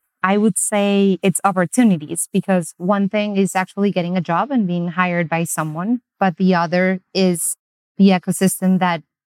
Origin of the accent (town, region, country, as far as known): Colombia